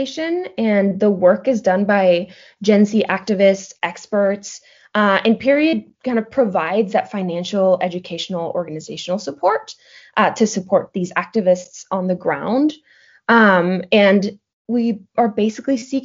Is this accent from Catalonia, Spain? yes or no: no; Madrid, Community of Madrid, Spain; also born or lived in Portland, Oregon; I am originally from Madrid, Spain.